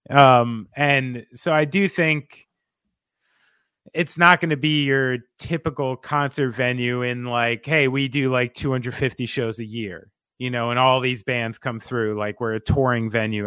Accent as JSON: {"language": "English", "region": "New Jersey", "country": "United States", "said": "I'm from New Jersey"}